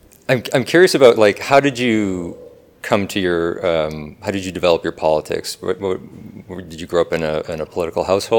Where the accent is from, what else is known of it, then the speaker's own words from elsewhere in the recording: Calgary, Alberta, Canada; I also mostly grew up in Calgary